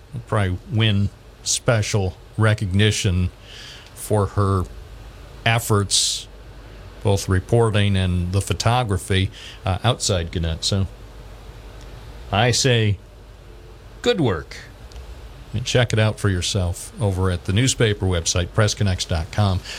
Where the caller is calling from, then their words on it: Binghamton, New York, United States; I'm calling from Binghamton.